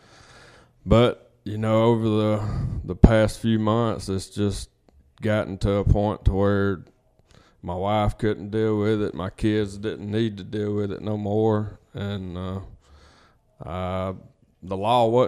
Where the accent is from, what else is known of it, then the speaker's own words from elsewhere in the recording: Booneville, Mississippi, United States; I'm from Boonville. I'm 36.